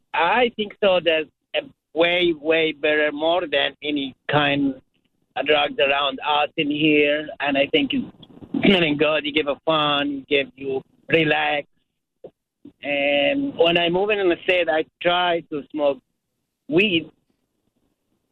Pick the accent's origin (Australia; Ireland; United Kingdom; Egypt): Egypt; now in United States; I'm originally from Egypt. We used to smoke hash back home.